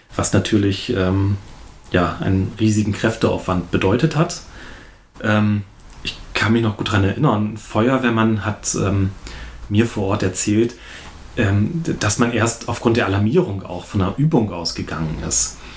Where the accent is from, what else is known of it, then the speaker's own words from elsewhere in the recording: Achim, Lower Saxony, Germany; Achim ist natürlich ein Dorf. Ich bin zwar nicht in Achim geboren, aber hier aufgewachsen, zur Schule gegangen.